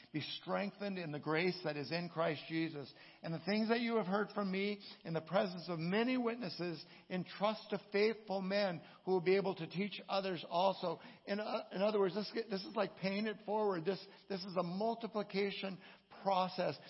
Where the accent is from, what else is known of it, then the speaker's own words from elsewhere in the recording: Southern California, United States; growing up in Southern California